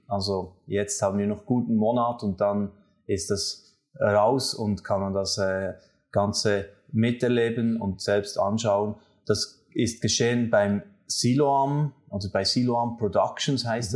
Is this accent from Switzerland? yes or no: yes; Switzerland; zwei Schweizer